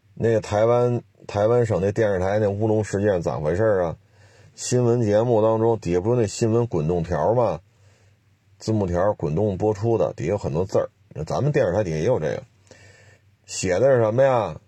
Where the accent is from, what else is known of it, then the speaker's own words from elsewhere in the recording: China; 我说我是中国人